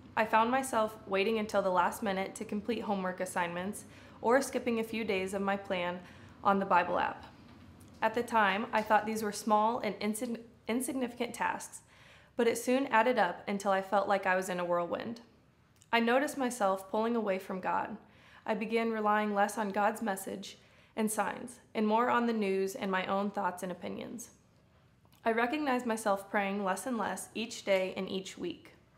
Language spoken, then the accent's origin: English; Des Moines, Iowa, United States; moved away as an adult; I am originally from Des Moines, Iowa